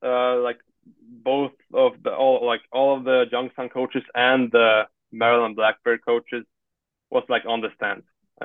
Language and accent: English; Sweden; I'm not from here. I said, I think I said, like, I'm from Sweden or something.